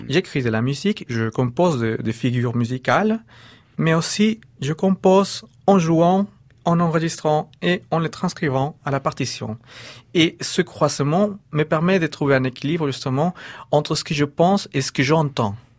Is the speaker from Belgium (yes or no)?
no; Peru; moved away